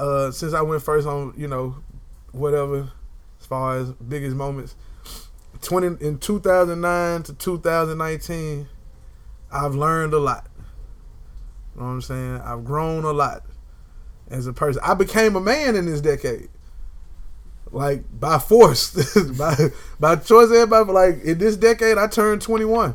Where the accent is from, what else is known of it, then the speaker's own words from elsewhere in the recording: United States; I'm an American native